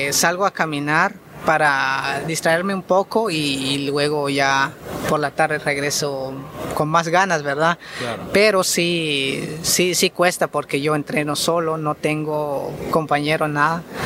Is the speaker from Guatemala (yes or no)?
yes; Guatemala; lo hago por mi país y estoy muy orgulloso que soy guatemalteco